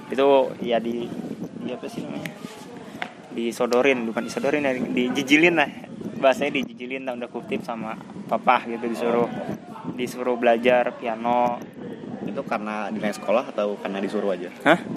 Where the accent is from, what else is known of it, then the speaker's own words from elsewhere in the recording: Tangerang, Banten, Indonesia; dari kecil dari dari lahir sampai SMA Tangerang dan kuliah di Semarang.